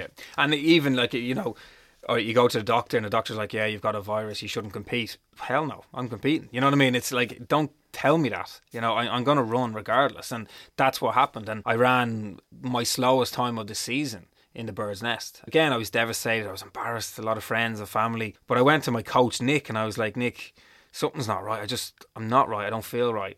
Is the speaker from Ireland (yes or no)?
yes; Dublin, Leinster, Ireland; all I wanted to do was go home. I wanted to come home to Dublin.